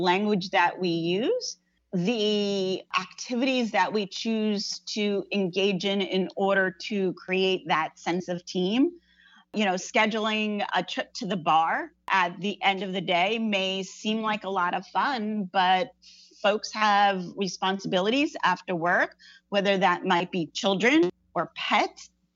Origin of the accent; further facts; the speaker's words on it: New Jersey, United States; I grew up in New Jersey